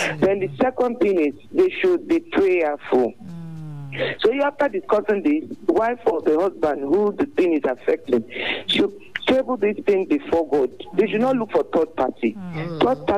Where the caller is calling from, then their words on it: Ibadan, Oyo, Nigeria; I'm calling from New Garage.